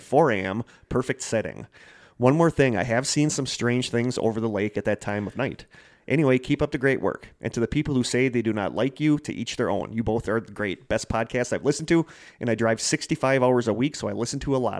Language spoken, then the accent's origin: English; Connecticut, United States; now in Wausau, United States; I live in Wausau, but I'm originally from Connecticut.